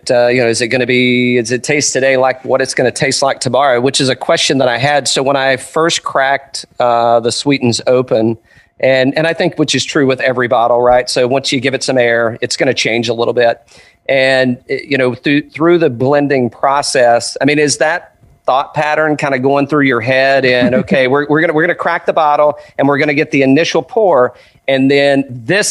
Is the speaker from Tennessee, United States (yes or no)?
yes; Tri-Cities area, East Tennessee, United States; now in Atlanta, United States; I was born in East Tennessee also, Tri-Cities area